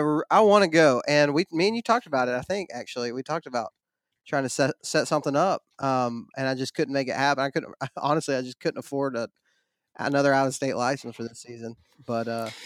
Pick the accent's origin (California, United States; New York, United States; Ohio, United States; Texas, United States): Texas, United States; also born or lived in Georgia / Alabama; Like you said, I live in like North Alabama. I'm from Texas, kind of lived all over the place.